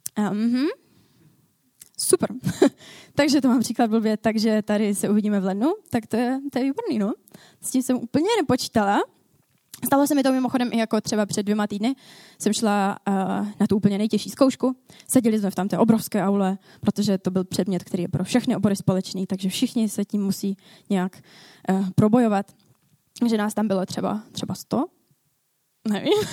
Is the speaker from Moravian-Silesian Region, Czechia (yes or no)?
yes; Ostrava, Moravian-Silesian Region, Czechia; Já jsem z Ostravy. Já tady v Ostravě pracuji